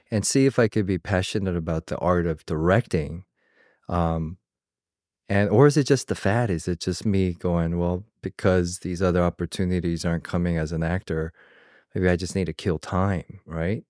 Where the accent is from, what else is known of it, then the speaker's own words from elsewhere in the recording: Georgia, United States; moved away; I came from the South, from Georgia